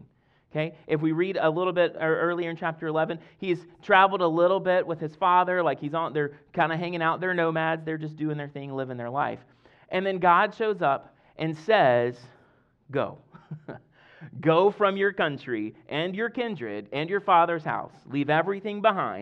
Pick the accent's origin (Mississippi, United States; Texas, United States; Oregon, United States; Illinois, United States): Mississippi, United States; Deep South; now in Fredericksburg, United States; I grew up in Deep South Mississippi